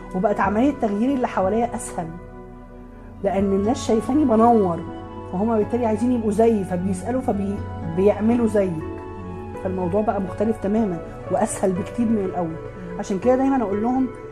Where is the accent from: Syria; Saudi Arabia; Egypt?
Egypt; Alexandria Governorate; عندنا في اسكندريه